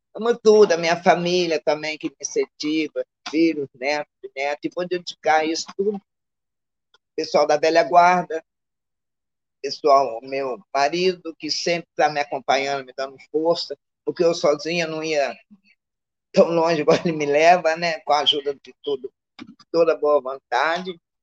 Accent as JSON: {"language": "Portuguese", "region": "Rio de Janeiro", "country": "Brazil", "tie": "born or raised there", "also_born_or_lived": "Minas Gerais / Caju, Rio de Janeiro", "said": "minha vida, minha adolescência, eu foi tudo em Manguinho"}